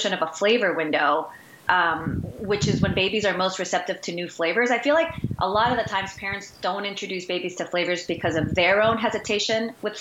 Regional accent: Guayaquil, Guayas, Ecuador; moved away; I am from Ecuador, Guayaquil, Ecuador, originally born and raised.

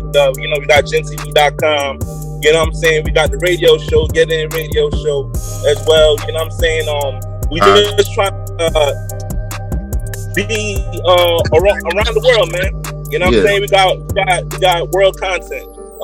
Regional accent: New York City, New York, United States; We are from New York, from Brooklyn

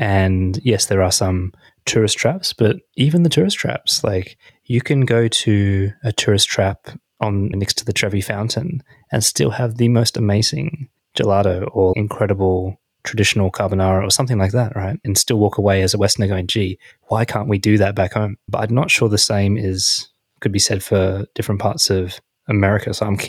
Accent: Australia; especially coming back as an Australian

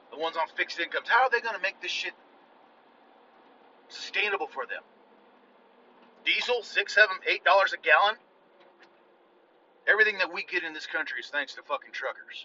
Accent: United States

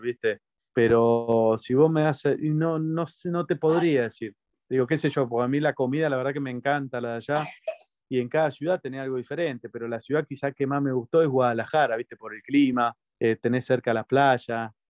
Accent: Argentina; also born or lived in Mexico; en Argentina, en, mi país

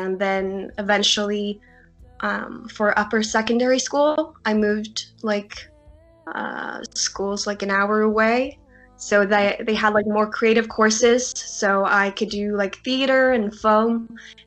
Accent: Egersund, Rogaland, Norway; I am Norwegian, and I grew up here in Norway in a small town

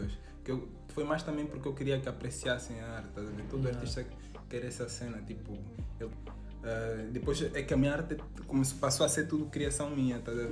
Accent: Luanda, Luanda Province, Angola; moved away; eu venho de Luanda

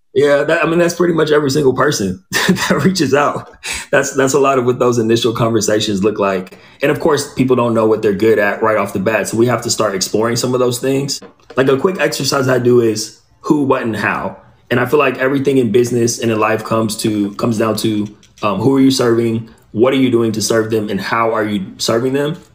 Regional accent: Inland Empire, Southern California, United States; moved away as an adult; also born or lived in Pasadena, California / Los Angeles, California / San Diego, California / Orange County, California; now in Austin, United States; I grew up in the Inland Empire, which is east of LA. I was born in Pasadena, then my family moved east

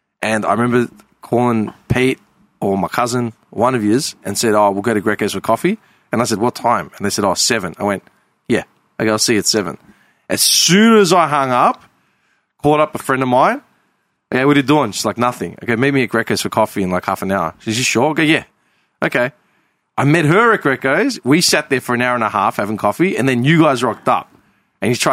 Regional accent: Melbourne, Victoria, Australia; growing up in the Southeast

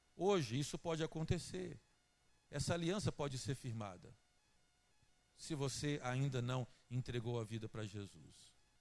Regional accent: Teófilo Otoni, Minas Gerais, Brazil; moved away as an adult; now in Juiz de Fora, Brazil; Eu não sou daqui de Juiz de Fora, eu sou da cidade de Teófilo Otoni. E como mineiro que eu sou

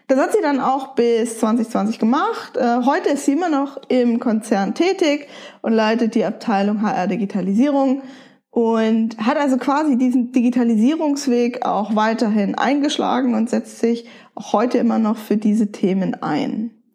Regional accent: Nuremberg, Bavaria, Germany; also born or lived in Wolfsburg; Ich bin in Nürnberg geboren, aufgewachsen und habe auch einen Großteil meines Lebens hier verbracht

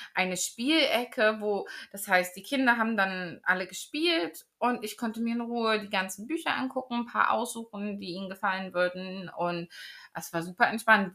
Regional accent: Magdeburg, Saxony-Anhalt, Germany; moved away as an adult; now in United Kingdom; ich bin auf dem Dorf aufgewachsen, aber dann meine Jugendzeit war in Magdeburg

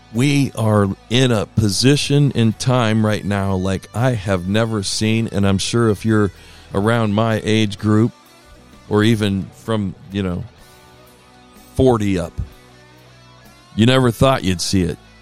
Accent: Ohio, United States; moved away; I grew up in Ohio

